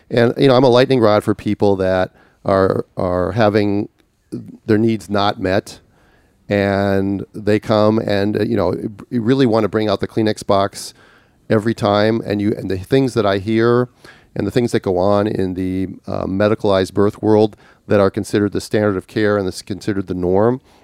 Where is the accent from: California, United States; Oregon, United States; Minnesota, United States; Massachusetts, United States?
Minnesota, United States; Minneapolis; Minneapolis, which happens to be my hometown